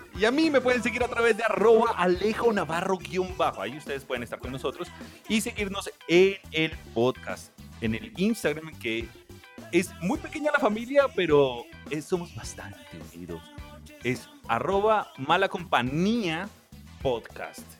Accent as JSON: {"language": "Spanish", "town": "Soacha", "region": "Cundinamarca", "country": "Colombia", "tie": "born or raised there", "said": "Yo crecí en Suacha, era más barato"}